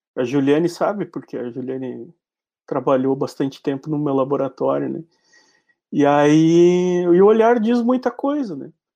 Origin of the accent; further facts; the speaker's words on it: Uruguaiana, Rio Grande do Sul, Brazil; sou nascido em Uruguaiana, mas me criei em Uruguaiana